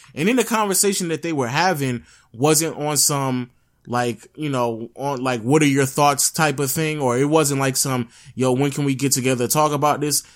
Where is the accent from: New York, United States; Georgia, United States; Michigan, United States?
Georgia, United States; Atlanta; I'm just from Atlanta